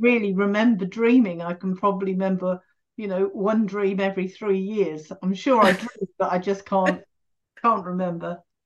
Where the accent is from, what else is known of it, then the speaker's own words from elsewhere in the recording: England, United Kingdom; being English